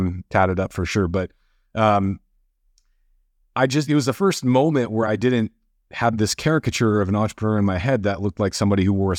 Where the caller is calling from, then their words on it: Marina Del Rey, California, United States; I'm tuning in from Marina Del Rey, California, right on the west edge of LA.